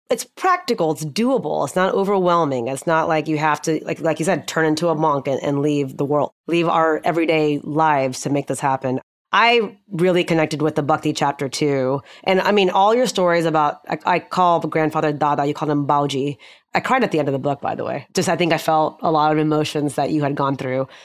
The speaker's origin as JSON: {"language": "English", "town": "Houston", "region": "Texas", "country": "United States", "tie": "born or raised there", "also_born_or_lived": "Austin", "moved": "as an adult", "lives_now": "Dallas, United States", "said": "I was born and raised in Houston"}